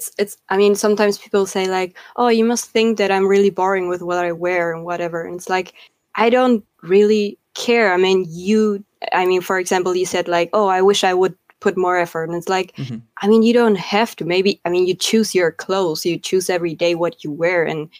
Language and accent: English; Argentina; first language Spanish; English is a second language; I speak Spanish, my mother tongue, and I can speak fluent German and I can speak fluent Spanish.